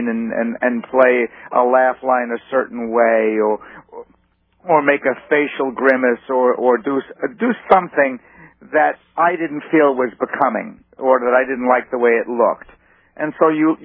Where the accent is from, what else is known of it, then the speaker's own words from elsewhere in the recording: New York, United States; I grew up on Second Avenue